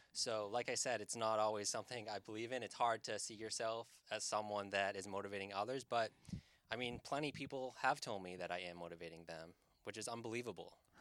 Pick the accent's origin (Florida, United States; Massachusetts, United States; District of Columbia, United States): Massachusetts, United States; Hull; also born or lived in Boston, Massachusetts / Revere, Massachusetts / Saugus, Massachusetts; I'm from South Shore, Massachusetts